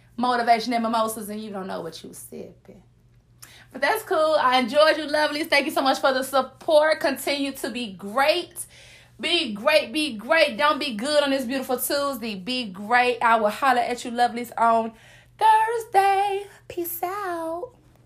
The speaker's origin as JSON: {"language": "English", "region": "the South", "country": "United States", "said": "I'm from the South"}